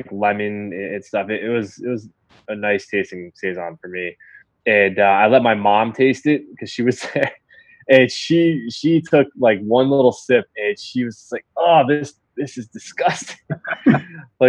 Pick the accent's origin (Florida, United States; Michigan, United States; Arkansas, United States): Florida, United States; Dunedin; moved away; where I grew up in Dunedin, Florida